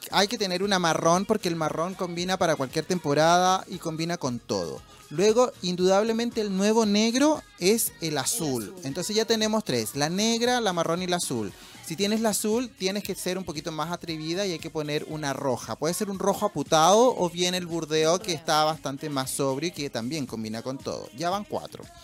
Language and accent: Spanish; La Serena, Coquimbo, Chile; Y yo las comercializaba en La Serena, la ciudad de donde yo soy.